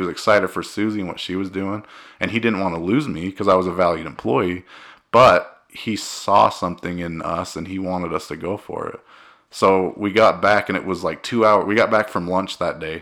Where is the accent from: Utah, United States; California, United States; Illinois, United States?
Utah, United States; Cedar City; I'm from Cedar City. Cedar City, Utah, Cedar High.